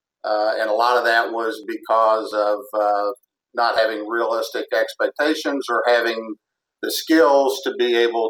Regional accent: Western Kentucky, United States; I grew up in Kentucky, in Western Kentucky

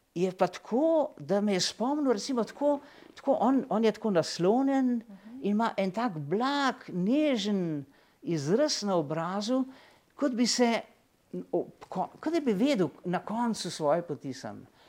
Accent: Slovenia

